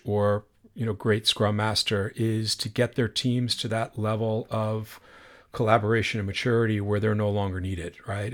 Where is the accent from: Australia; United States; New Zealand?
United States; New York; growing up in New York